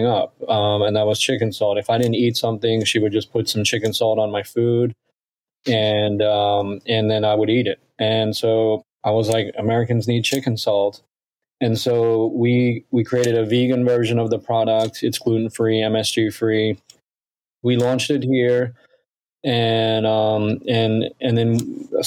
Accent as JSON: {"language": "English", "country": "Australia", "tie": "born or raised there", "moved": "yes", "said": "I grew up in Australia where chicken salt is a big phenomenon there"}